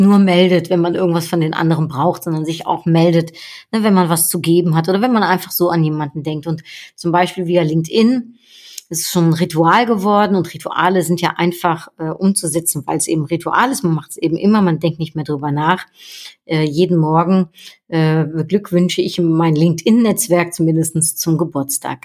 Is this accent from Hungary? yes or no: no; Netherlands; now in Cologne, Germany; wir Niederländer